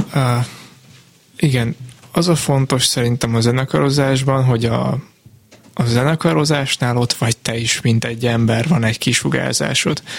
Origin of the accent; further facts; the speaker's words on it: Martfű, Jász-Nagykun-Szolnok, Hungary; én Martvin nőttem fel, Szolnokon lett voltam tinédzser